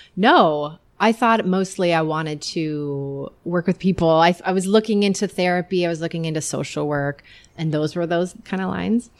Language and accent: English; Iowa, United States; I grew up in Iowa.